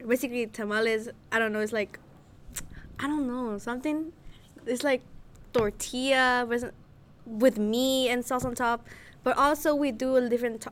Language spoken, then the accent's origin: English; Guatemala; moved away; I am from Guatemala